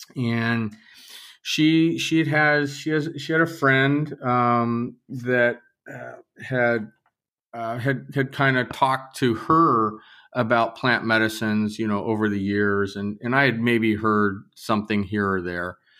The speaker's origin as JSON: {"language": "English", "region": "Southern California", "country": "United States", "tie": "born or raised there", "said": "I grew up in Southern California"}